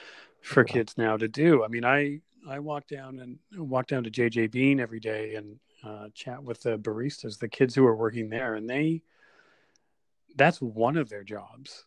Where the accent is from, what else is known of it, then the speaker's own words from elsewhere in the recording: Kelowna, British Columbia, Canada; also born or lived in United States; now in Vancouver, Canada; I moved here in 89, and I was 18 years old, and I grew up in Kelowna